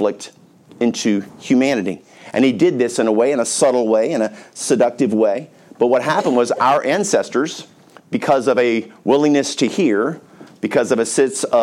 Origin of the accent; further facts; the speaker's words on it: North Carolina, United States; I grew up in North Carolina